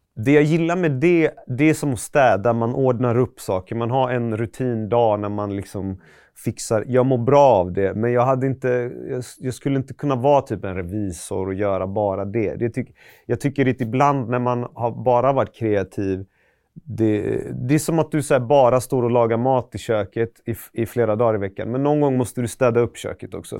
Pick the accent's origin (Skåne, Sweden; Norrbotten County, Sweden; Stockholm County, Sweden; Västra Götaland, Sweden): Västra Götaland, Sweden; Gothenburg; also born or lived in Iran; Jag är från Västra Frölunda-hållet. Jag har mm. bott i typ Högsbo, Pennygången